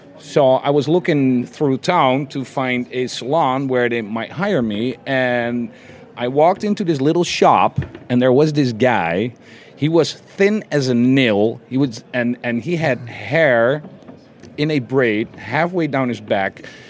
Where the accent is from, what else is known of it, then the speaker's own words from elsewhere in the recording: Rotterdam, South Holland, Netherlands; We are from Rotterdam, a working class town in the Netherlands, Europe.